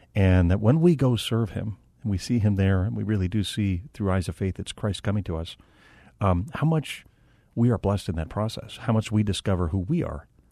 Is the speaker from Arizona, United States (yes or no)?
yes; Phoenix, Arizona, United States; I'm from Phoenix, um, multi-generational family here in Arizona going back to nineteen oh six